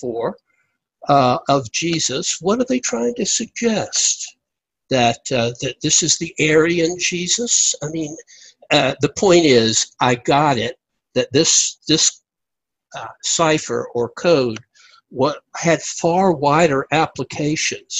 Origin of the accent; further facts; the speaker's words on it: United States; moved away; I went down to my hometown, which is out in the central Savannah River area, right across from where they were making the triggers for the nuclear bombs